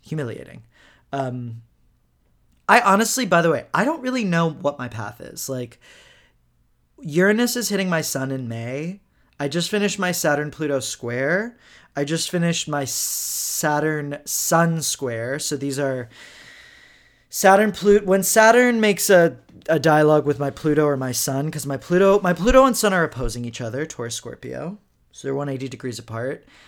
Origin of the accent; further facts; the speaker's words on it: Houston, Texas, United States; I'm from Houston